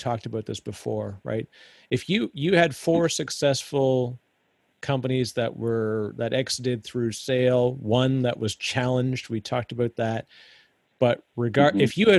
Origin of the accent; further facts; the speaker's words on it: Canada; As a Canadian, my Canadianism still come out